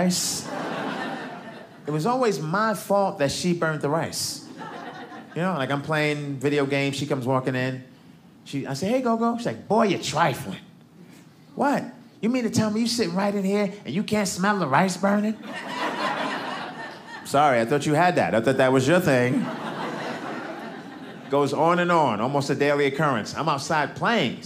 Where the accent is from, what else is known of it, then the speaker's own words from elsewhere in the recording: New York City, New York, United States; now in Los Angeles, United States; I'm from Brooklyn